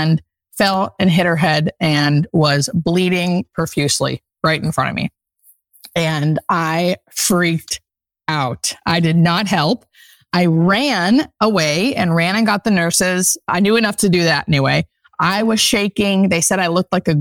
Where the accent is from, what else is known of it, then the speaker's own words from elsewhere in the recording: Pennsylvania, United States; now in Los Angeles, United States; I grew up in Pennsylvania in the country, definitely a country girl at heart